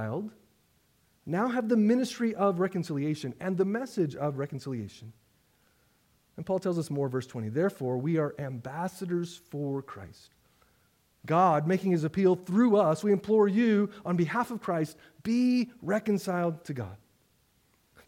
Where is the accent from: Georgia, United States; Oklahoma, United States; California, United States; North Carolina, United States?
Oklahoma, United States; moved away as an adult; now in Boston, United States; I grew up in Oklahoma